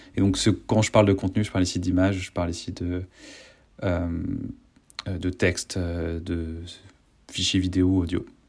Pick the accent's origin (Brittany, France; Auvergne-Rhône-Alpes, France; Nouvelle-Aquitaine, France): Brittany, France; Rennes; moved away; je suis de Rennes